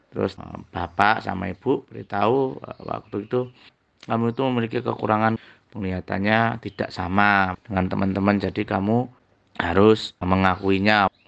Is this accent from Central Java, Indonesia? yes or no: yes; Surakarta, Central Java, Indonesia; born there; lahir di Dawongetan 3 Januari 83 Saung itu tepatnya di kota Solo yang ada lagunya